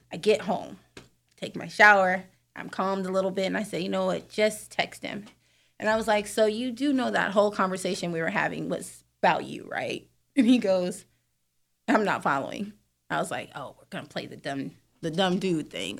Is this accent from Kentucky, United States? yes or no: no; San Diego, California, United States; also born or lived in Atlanta; I'm from San Diego by way of Atlanta